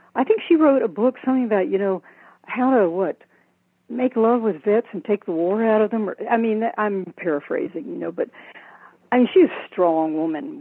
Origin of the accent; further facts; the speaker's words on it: the South, Southern United States, United States; also born or lived in San Francisco, United States; now in Maui, United States; as a Southerner